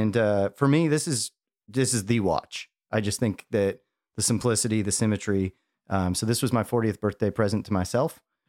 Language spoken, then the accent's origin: English; Chicago, Illinois, United States; Maybe I'm born and raised in Chicago.